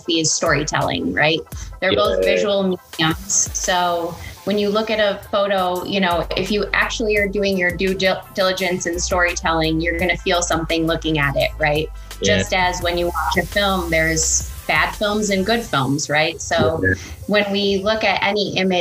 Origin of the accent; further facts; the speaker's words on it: Michigan, United States; accent: Michigan; moved away as an adult; now in Los Angeles, United States; I'm from Michigan, so Michigan is a state that has a very thick accent, so I even pronounce my own name wrong just based on where I'm from